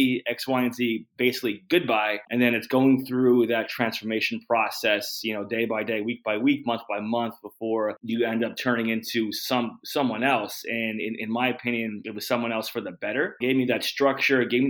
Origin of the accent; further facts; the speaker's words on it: New Jersey, United States; also born or lived in North Carolina / Germany / Oklahoma; So I'm from New Jersey, Northeast. When I was a kid, I did live like in North Carolina for a few, like 5 years, but I was young, moved back. back to New Jersey, went to high school in New Jersey.